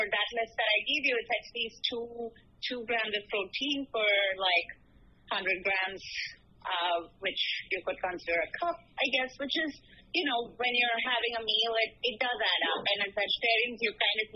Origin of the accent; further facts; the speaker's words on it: India; now in New York, United States; I grew up in India where, you know, culturally a lot of people are vegetarian